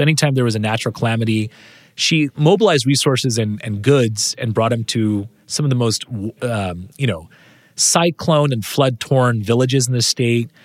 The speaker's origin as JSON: {"language": "English", "town": "San Jose", "region": "California", "country": "United States", "tie": "born or raised there", "said": "I grew up in San Jose, California"}